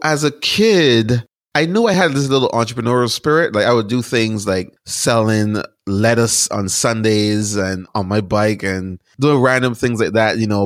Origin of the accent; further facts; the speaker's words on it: Barbados; moved away as an adult; now in United States; So I was born and raised in Barbados. I lived there until I was about eighteen years old. And then I moved to the United States to go to college